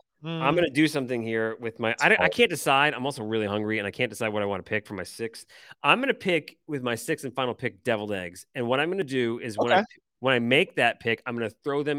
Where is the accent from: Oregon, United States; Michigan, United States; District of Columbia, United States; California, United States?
Michigan, United States; accent: Michigan; My initial Michigan accent wants to say pecan.